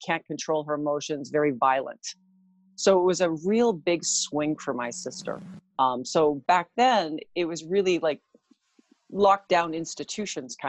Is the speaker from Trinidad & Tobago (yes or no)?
no; White Rock, British Columbia, Canada; I am from White Rock, BC, Canada. I was actually born here in Canada on the West Coast.